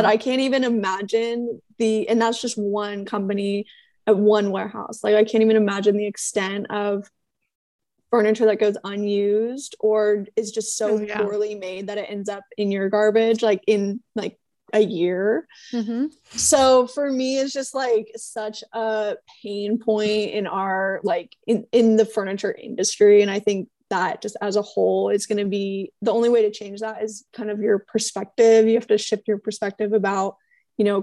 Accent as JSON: {"language": "English", "town": "Niwot", "region": "Colorado", "country": "United States", "moved": "yes", "said": "I'm from Niwot"}